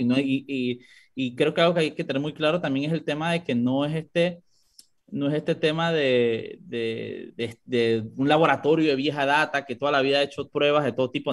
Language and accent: Spanish; Panama; como panameños